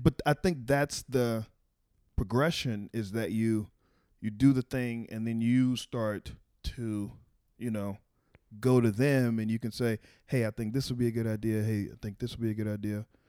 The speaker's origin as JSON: {"language": "English", "town": "Waco", "region": "Texas", "country": "United States", "moved": "yes", "lives_now": "Washington, D.C., United States", "said": "I'm from Waco"}